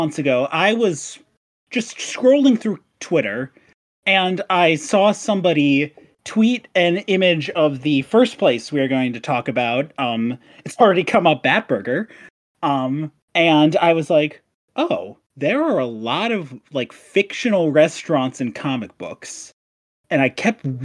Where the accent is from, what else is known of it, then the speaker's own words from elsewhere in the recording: Midwest, United States; I'm from the Midwest and we don't have those here